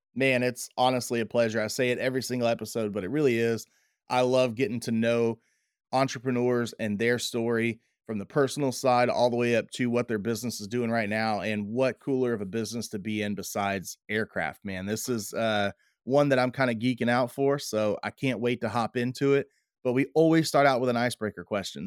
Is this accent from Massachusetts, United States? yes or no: no; Waller, Texas, United States; now in Tomball, United States; when I grew up in Waller